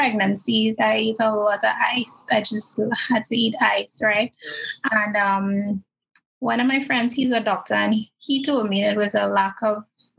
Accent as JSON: {"language": "English", "country": "Trinidad & Tobago", "said": "In terms of my religious background versus being a Trinidadian."}